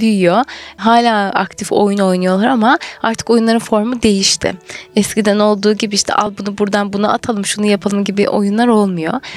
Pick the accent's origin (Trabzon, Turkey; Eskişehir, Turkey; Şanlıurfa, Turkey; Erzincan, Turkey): Şanlıurfa, Turkey; Birecik; moved away as an adult; also born or lived in Isparta / Ankara